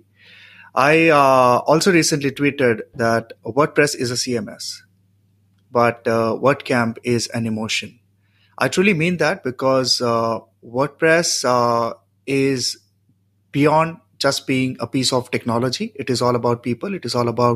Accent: India; I'm from India.

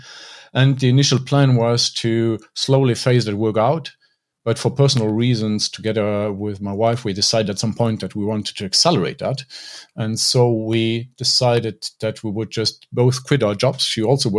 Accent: Luxembourg; I grew up in Luxembourg

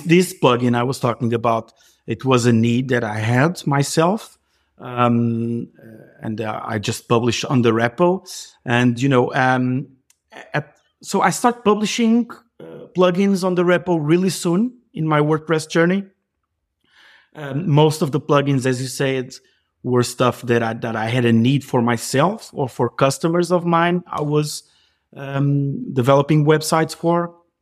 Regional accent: Portugal; I'm from Portugal. I live, um, across the river from Lisbon

